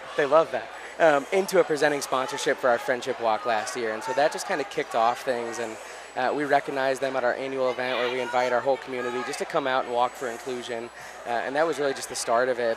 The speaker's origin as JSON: {"language": "English", "town": "St. Louis", "region": "Missouri", "country": "United States", "also_born_or_lived": "Nashville, Tennessee", "moved": "as an adult", "said": "I'm from St. Louis, Missouri, came to Nashville to go to college at Vanderbilt"}